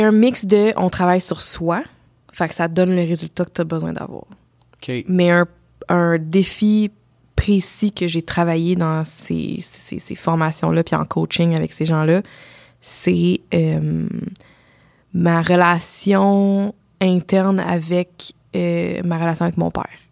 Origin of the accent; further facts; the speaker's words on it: Ontario, Canada; je viens de l'Ontario, je suis moitié euh, Sri Lankaise